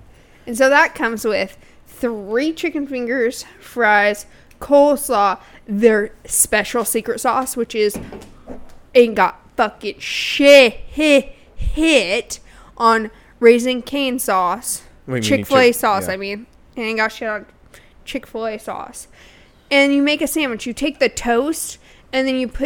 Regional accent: Oregon, United States; I'm from Oregon

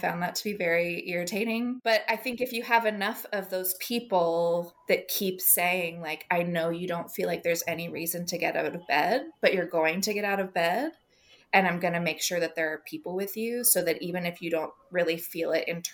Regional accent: United States; as American Christians

